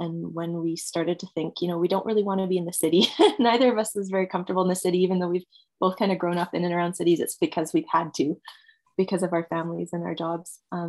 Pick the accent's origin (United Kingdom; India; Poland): United Kingdom; England; moved away; My husband and I are both immigrants. We're both from away. He's from Holland and I'm from England, although you wouldn't be able to tell the accent.